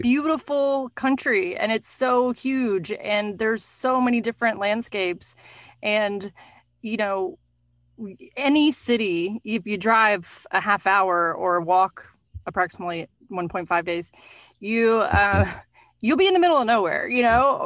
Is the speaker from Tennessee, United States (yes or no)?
yes; Nashville, Tennessee, United States; moved away; also born or lived in New York; I'm from Nashville originally